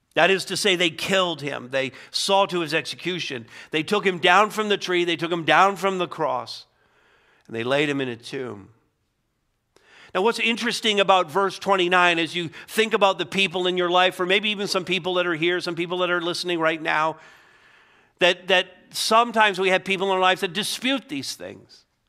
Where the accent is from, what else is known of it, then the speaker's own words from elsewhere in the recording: Montreal, Quebec, Canada; I grew up in Montreal